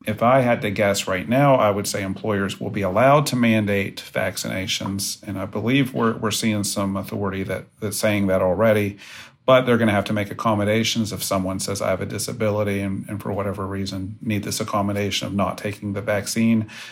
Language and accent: English; West Virginia, United States; I grew up in West Virginia, attended West Virginia University